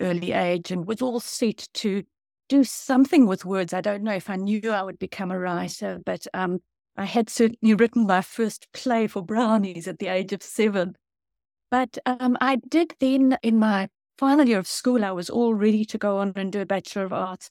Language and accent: English; South Africa; now in New Zealand; I grew up in South Africa